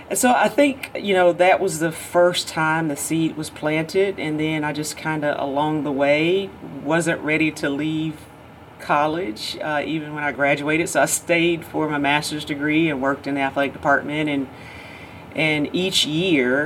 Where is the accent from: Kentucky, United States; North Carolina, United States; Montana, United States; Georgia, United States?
Georgia, United States; growing up in Georgia, obviously you think about your home state school all the time, but I grew up 30 minutes from Auburn University